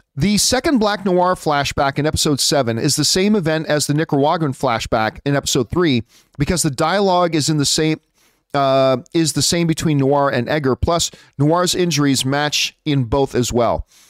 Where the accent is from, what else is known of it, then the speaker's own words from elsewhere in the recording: Canada; I am Canadian, right? I'm not American